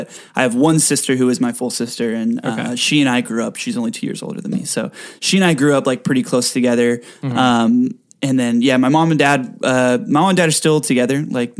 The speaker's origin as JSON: {"language": "English", "town": "Rancho Santa Margarita", "region": "California", "country": "United States", "tie": "born or raised there", "lives_now": "Los Angeles, United States", "said": "Yeah, born and raised. I was born at the Mission Viejo Hospital."}